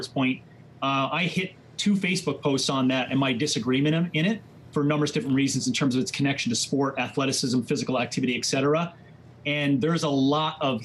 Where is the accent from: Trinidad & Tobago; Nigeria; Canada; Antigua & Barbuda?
Canada; Newfoundland and Labrador; moved away; also born or lived in Calgary, Alberta; I'm from Labrador